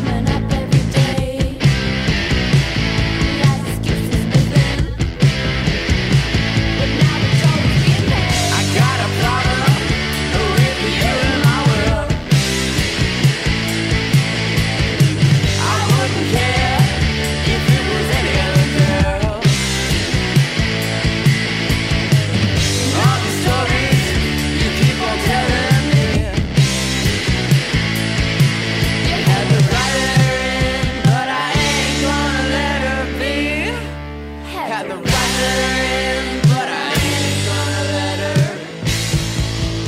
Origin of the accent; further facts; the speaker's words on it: Vancouver, British Columbia, Canada; We're all from Vancouver